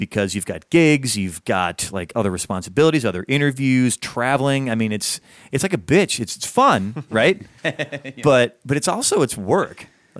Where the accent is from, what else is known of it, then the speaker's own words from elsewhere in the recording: Chicago, Illinois, United States; moved away; also born or lived in Boston; so I came from Chicago